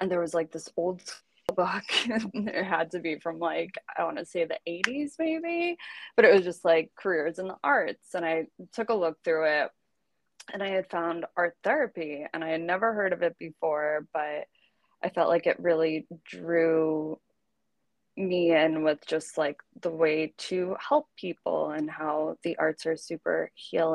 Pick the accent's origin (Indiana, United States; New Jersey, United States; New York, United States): New Jersey, United States; I am originally from New Jersey, so not too far from the city.